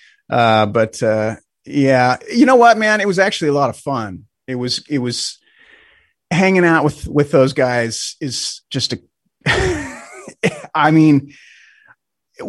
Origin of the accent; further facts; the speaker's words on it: Spokane, Washington, United States; my hometown here in Spokane